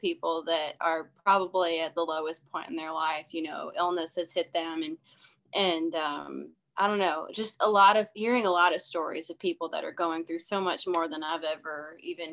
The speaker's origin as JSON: {"language": "English", "town": "Canton", "region": "Ohio", "country": "United States", "tie": "born or raised there", "said": "I grew up in Ohio"}